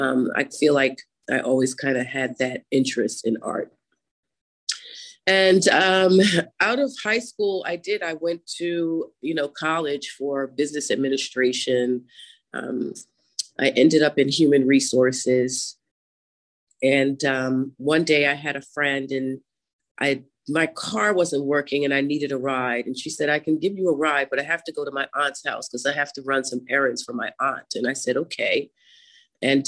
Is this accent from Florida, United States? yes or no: no; Mamaroneck, New York, United States; now in Philadelphia, United States; I was literally born in the Westchester area. I went to grade school and high school in Mamaroneck, New York